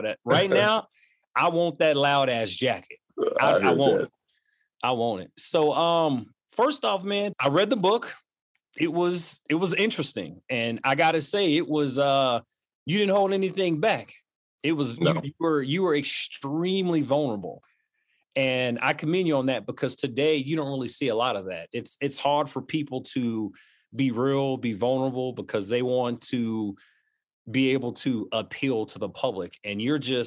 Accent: Copperas Cove, Texas, United States; I'm from Texas. I'm from Copper's Cove, Texas. It's near Austin

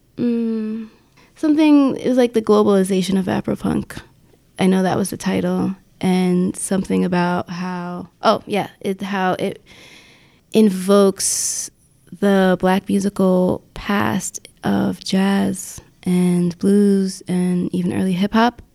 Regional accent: Yonkers, New York, United States; my hometown of Yonkers

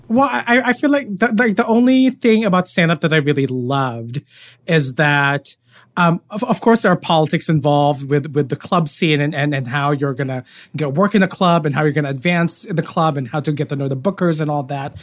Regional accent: Philippines; I'm Filipino

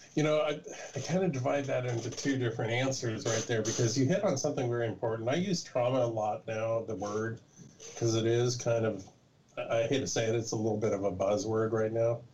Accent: California, United States; I'm from California, born and bred

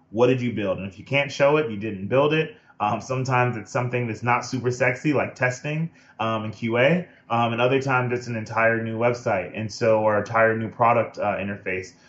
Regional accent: United States; as like a Black American and a Black founder

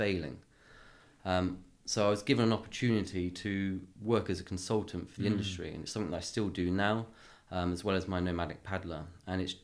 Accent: Bournemouth, South West England, United Kingdom; moved away; also born or lived in London; I'm from Bournemouth

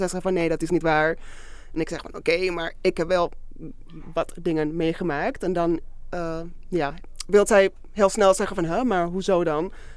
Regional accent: Málaga, Andalusia, Spain; moved away as an adult; also born or lived in Venezuela; now in Netherlands; En op mijn vijfde zijn we naar Zuid-Spanje verhuisd, naar Malaga.

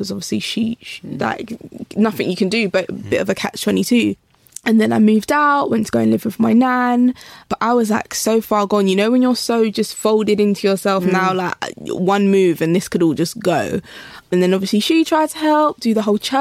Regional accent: London, United Kingdom; I grew up in Southwest London, Clapham.

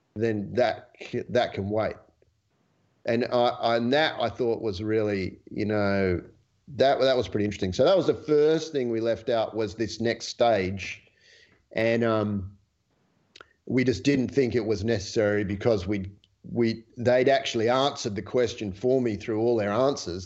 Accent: Australia; australians with our love of the olympics

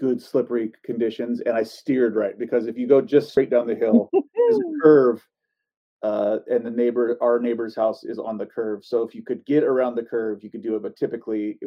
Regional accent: Portland, Oregon, United States; also born or lived in Chicago, Illinois; now in Columbus, United States; I grew up in Oregon

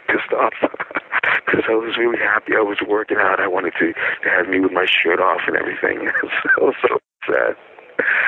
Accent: New York City, New York, United States; moved away; I was from the Bronx

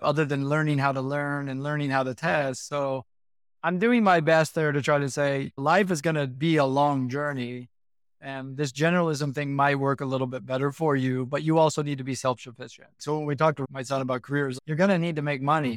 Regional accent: United States; moved away as an adult; also born or lived in Hong Kong; now in Singapore; I'm born and bred in the States.

